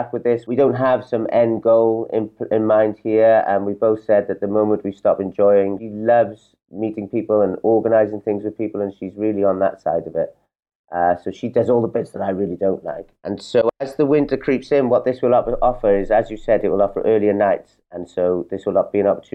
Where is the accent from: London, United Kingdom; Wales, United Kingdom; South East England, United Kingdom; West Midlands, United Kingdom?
Wales, United Kingdom; now in Portugal; I come from Wales.